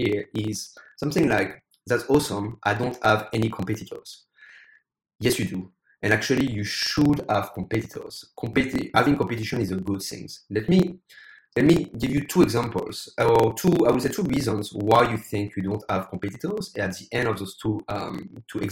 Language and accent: English; France; English is a second language; also born or lived in United States / United Kingdom / Ireland / Spain; now in Taiwan; As you probably can hear my accent, I'm originally from France, but I used to live in the US, the UK, Ireland, Spain, Australia, and now live in Taiwan.